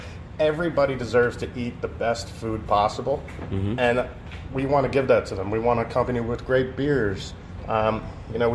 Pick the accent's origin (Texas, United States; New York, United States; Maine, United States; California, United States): New York, United States; also born or lived in France; being an American, being somebody from New York